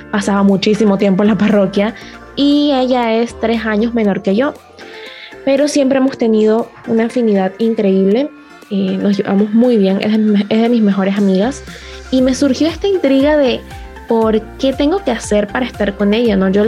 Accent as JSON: {"language": "Spanish", "town": "La Chorrera", "region": "Panamá Oeste", "country": "Panama", "said": "yo soy de Panamá, de la parroquia San Francisco de Paula, que queda en el distrito de La Chorrera"}